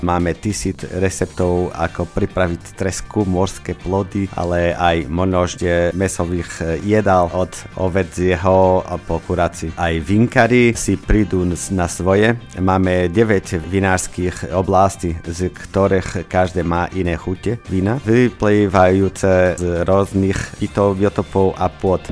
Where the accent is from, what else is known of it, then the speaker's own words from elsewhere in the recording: Braga, Norte, Portugal; Slovak is a second language; moved away as an adult; now in Slovakia; Som zo so severu Portugalska z Braga Malagy. Je to hlavné mesta regióne Miňu.